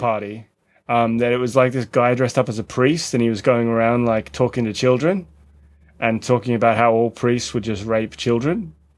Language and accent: English; Australia; moved away; we're both Australian